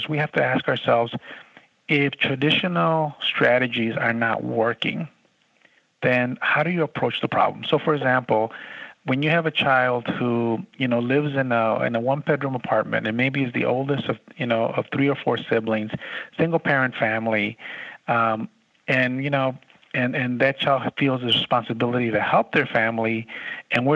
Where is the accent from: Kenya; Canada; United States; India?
United States; Chicago, Illinois; moved away as an adult; also born or lived in Nevada; now in San Antonio, United States; I grew up in Chicago, worked in the Chicago Public Schools